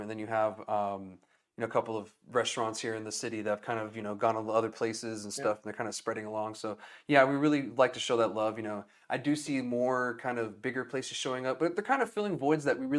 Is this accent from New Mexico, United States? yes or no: yes; Alamogordo, New Mexico, United States; I grew up in Alamogordo about an hour away.